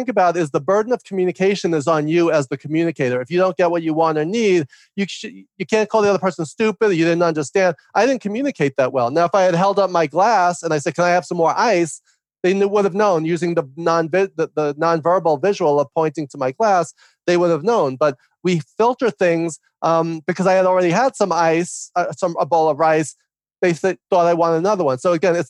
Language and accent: English; New York, United States; I talk fast and loud because I'm from New York